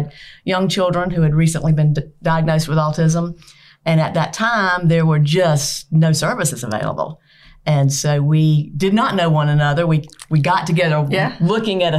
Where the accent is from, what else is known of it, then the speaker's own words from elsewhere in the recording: South Carolina, United States; I am from South Carolina, grew up on the other side of the state, and then moved here.